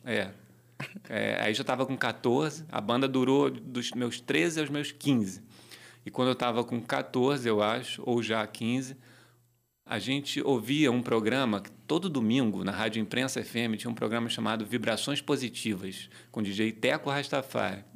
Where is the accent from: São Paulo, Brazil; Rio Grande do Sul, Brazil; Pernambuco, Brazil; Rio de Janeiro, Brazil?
Rio de Janeiro, Brazil; eu nasci na rua Carvalho Alvim, na Tijuca, perto da rua Uruguai, ali na zona norte do Rio de Janeiro